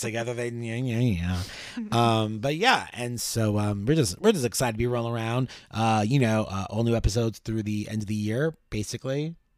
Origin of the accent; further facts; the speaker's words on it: New York City, New York, United States; as a New Yorker